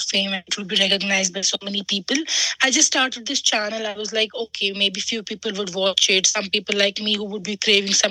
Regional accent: Srinagar, Jammu and Kashmir, India; I was born and brought up in Srinagar, Kashmir

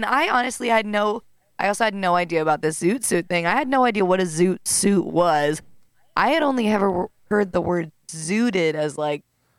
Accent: Seattle, Washington, United States; now in Portland, United States; I'm new to Portland, and I'm from Seattle.

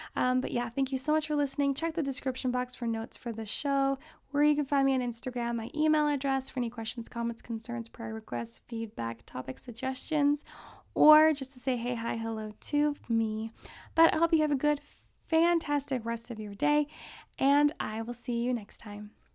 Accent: Alaska, United States; I grew up in Alaska

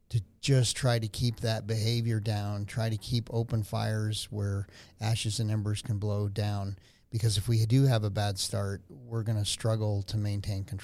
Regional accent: Albuquerque, New Mexico, United States; born or raised there

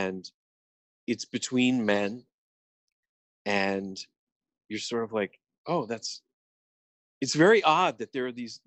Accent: United States; we as English speakers, as Americans

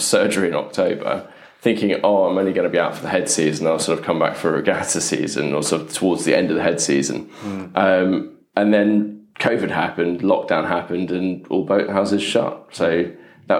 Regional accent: London, United Kingdom; also born or lived in Oxfordshire; I grew up in Putney. Grew up sort of further up, top in Putney.

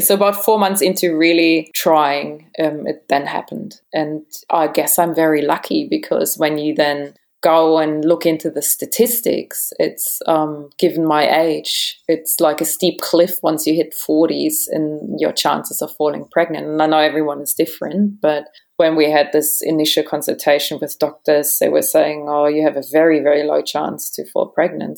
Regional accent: Germany; moved away as an adult; also born or lived in Sydney, Australia / Adelaide, Australia / Perth, Australia / Bali, Indonesia; now in Australia; German origin. So I was born in Germany. I grew up in Germany as well. And it wasn't until I was about 20, 21 that I came to Australia

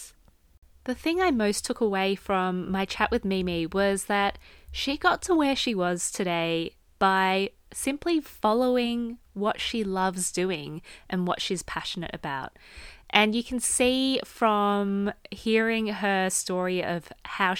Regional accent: Australia; I grew up in Australia

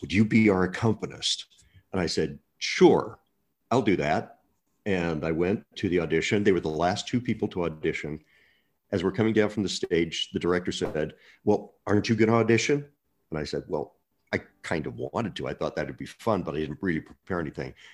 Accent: Murray, Utah, United States; I'm a little boy from Murray, Utah

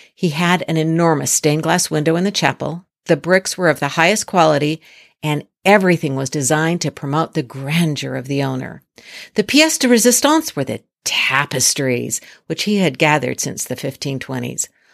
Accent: United States; an American like I am

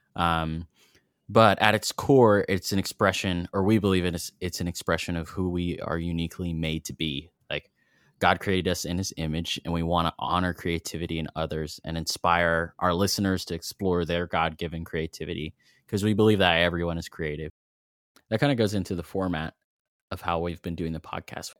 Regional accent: Fayetteville, Arkansas, United States; now in Knoxville, United States; I grew up in Fayetteville, Arkansas

